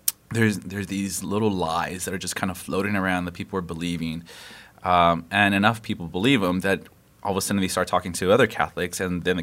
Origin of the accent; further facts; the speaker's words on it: Los Angeles, California, United States; I was born and raised in Los Angeles, and so West Coast kid, right here, West Coast kid.